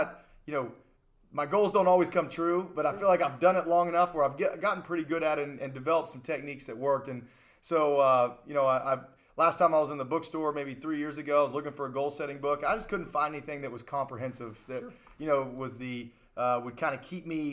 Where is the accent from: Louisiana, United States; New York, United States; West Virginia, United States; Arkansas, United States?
West Virginia, United States; Charleston; I was born and raised here in Charleston, West Virginia